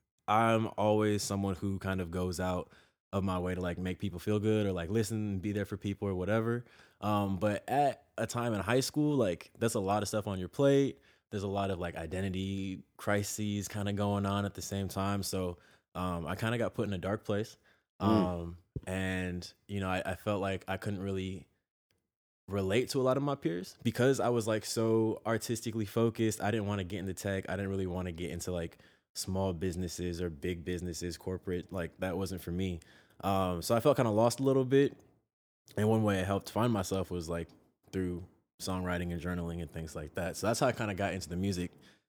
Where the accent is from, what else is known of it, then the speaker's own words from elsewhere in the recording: San Jose, California, United States; Sure, sure. Yeah, San Jose was a trip. It's Silicon Valley, so it's like very heavily tech and busine